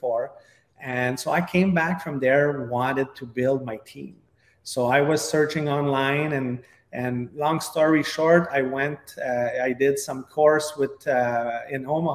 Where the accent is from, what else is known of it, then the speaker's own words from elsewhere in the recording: Quebec, Canada; accent: French (Quebec); English is a second language; I have a big French accent from all the way up Quebec, Canada